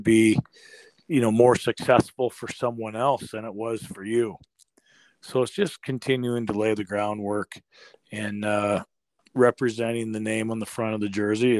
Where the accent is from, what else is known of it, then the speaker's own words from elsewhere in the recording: Northeast Iowa, United States; now in Michigan, United States; I was born and raised a Packer fan growing up in Northeast Iowa